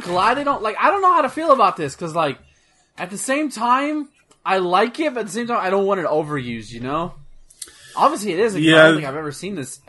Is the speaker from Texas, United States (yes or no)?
yes; Texas, United States; I cuss a lot because I'm from Texas.